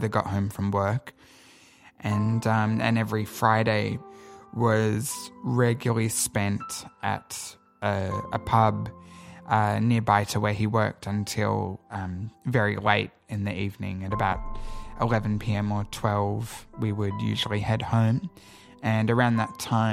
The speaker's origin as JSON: {"language": "English", "town": "Sydney", "region": "New South Wales", "country": "Australia", "tie": "born or raised there", "said": "I grew up in Sydney"}